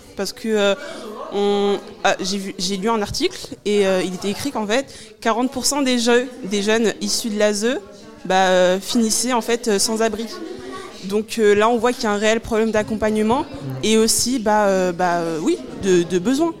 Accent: Évreux, Normandy, France; Moi, pour ma part, je viens d'Evreux.

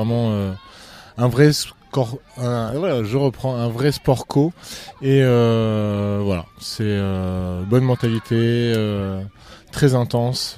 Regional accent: L'Aigle, Normandy, France; je suis originaire de l'Aigle.

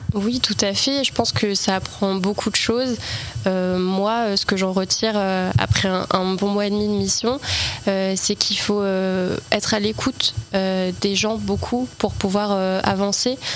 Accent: L'Aigle, Normandy, France; born or raised there

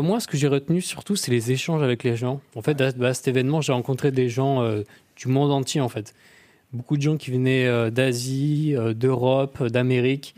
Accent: Tourouvre, Normandy, France; Je suis de Tourouvre, un petit patelin paumé où il n'y a rien à faire.

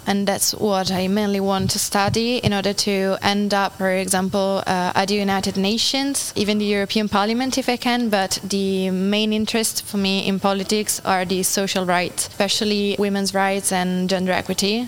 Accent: Turin, Piedmont, Italy; moved away as an adult; now in Normandy, France; I come from a really big and crowded city in Italy. I come from Turin.

